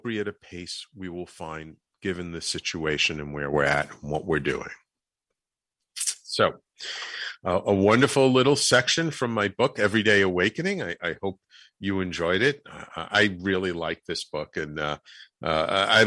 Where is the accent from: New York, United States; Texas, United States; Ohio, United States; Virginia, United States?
New York, United States; New York City; also born or lived in Manhattan; I grew up in the Bronx